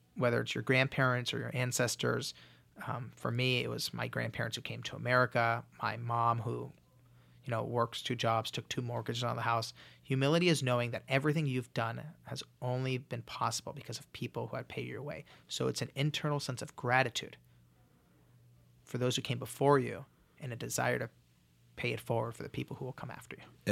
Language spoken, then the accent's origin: English; Los Angeles, California, United States; I grew up in Los Angeles.